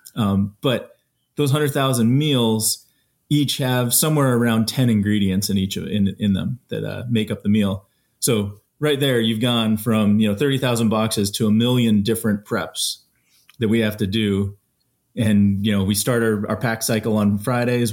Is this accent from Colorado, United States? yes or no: yes; Colorado, United States; I grew up in Colorado and spent my time out there